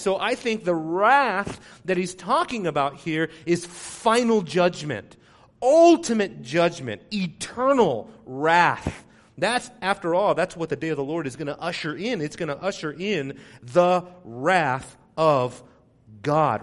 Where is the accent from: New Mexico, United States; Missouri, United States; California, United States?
California, United States; Southern; growing up in Southern California, that's, you know, earthquake country there